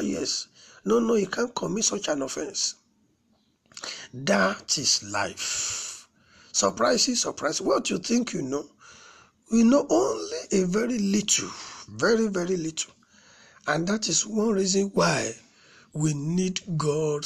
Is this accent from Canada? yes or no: no; Nigeria; All the tribes in Nigeria, we are still studying, we are yet to fully understand one another